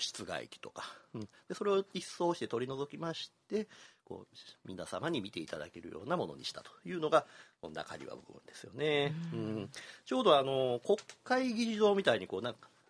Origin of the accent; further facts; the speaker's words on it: Kyoto, Japan; 私が生まれ育った西陣地域町屋が多かった